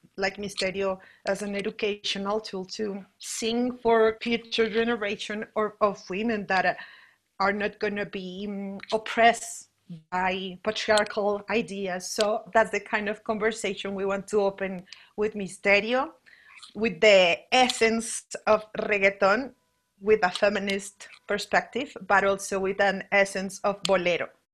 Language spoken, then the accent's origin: English; Bogotá, Colombia; I'm from Bogota, Colombia, and I'm living in Bogota, Colombia right now